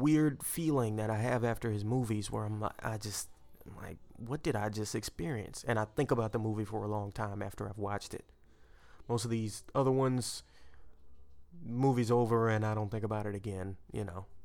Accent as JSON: {"language": "English", "town": "Port Arthur", "region": "Texas", "country": "United States", "tie": "born or raised there", "said": "I grew up with the Gulf of Mexico in my backyard"}